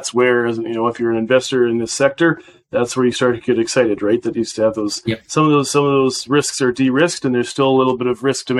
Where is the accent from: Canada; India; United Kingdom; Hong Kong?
Canada; as a Canadian